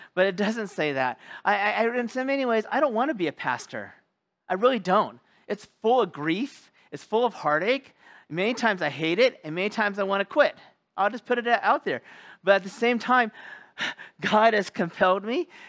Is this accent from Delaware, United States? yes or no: no; California, United States; moved away; my home state of California